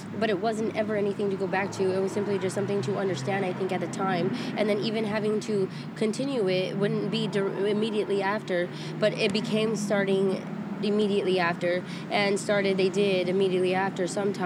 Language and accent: English; Riverdale, California, United States; also born or lived in Fresno, California / Hanford, California; now in Visalia, United States; I'm from Riverdale, California